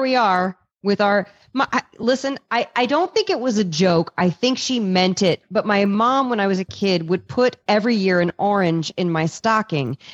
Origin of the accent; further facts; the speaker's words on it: East Coast, United States; I'm from the East Coast